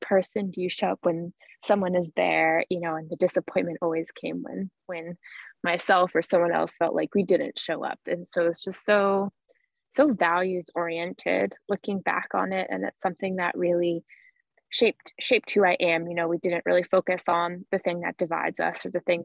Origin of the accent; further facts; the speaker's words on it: Nobleboro, Maine, United States; I grew up in a small town of 1,600 people in the Mid-Coast Maine area. My hometown's called Nobleboro